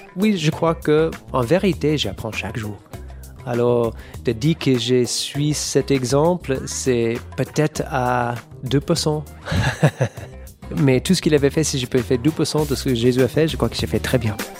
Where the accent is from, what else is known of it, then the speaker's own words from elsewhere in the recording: California, United States; French is a second language; moved away; Je viens de Californie.